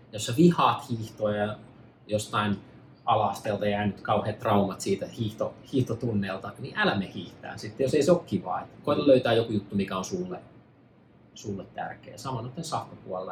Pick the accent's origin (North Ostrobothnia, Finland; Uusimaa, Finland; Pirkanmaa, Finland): Pirkanmaa, Finland; near Tampere; moved away as an adult; also born or lived in New York; now in Los Angeles, United States; mä ää, synnyin ja kasvoin tuossa Pirkanmaalla ää, noin 30 minuutin päästä Tampereelta, semmoisessa pienessä maa, maatilassa